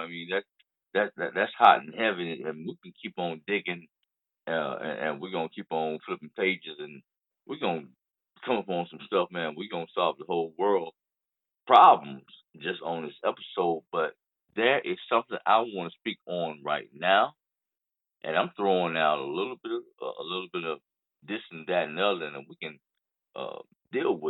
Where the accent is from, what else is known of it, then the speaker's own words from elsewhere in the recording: the South, United States; I'm from the South